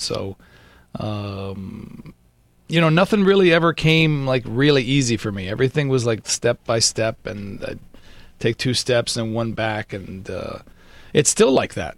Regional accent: Miami, Florida, United States; moved away as an adult; now in Los Angeles, United States; I'm Cuban from Miami

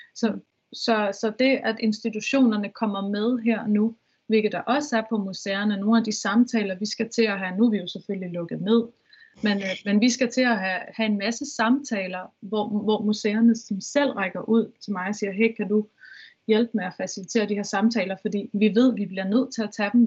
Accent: Vestegnen, Capital Region of Denmark, Denmark; nu er jeg fra Vest, Vestegn

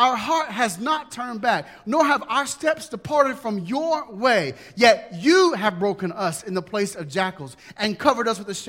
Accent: United States; being an American Christian

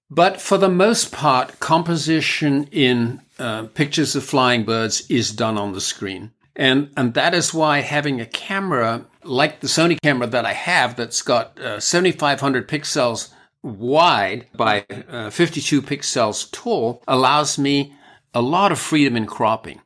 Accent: United Kingdom; I'm British

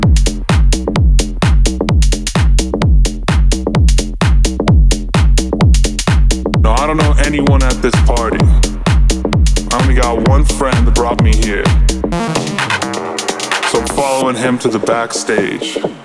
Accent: India; I'm from India

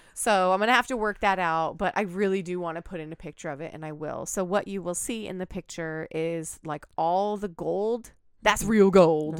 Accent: United States; I am an American citizen

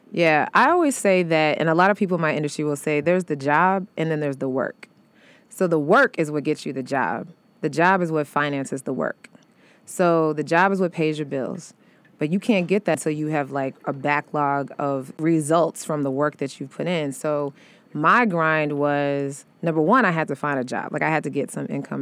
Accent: St. Louis, Missouri, United States; moved away as an adult; also born or lived in Chicago; now in New York, United States; I'm from Saint Louis, but I was then living in Chicago

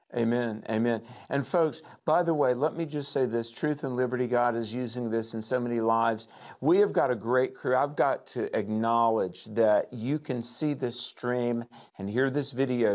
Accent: North Carolina, United States; my home state of North Carolina

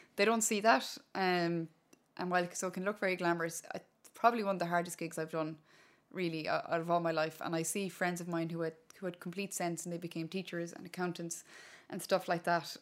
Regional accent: Connemara, Connacht, Ireland; first language Irish; English is a second language; I was growing up in Connemara in a little village called Inheararua back in the day

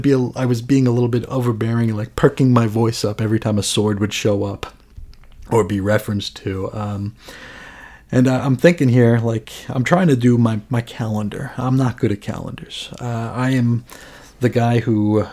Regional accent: United States; as an American

